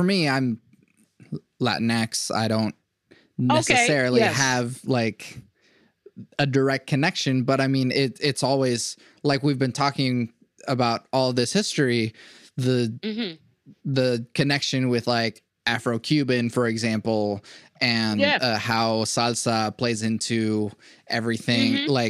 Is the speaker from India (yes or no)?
no; Venezuela; born there; I was born